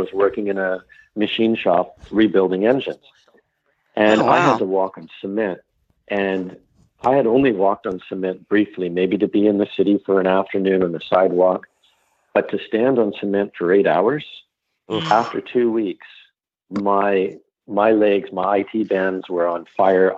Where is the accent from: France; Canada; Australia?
Canada; I'm Canadian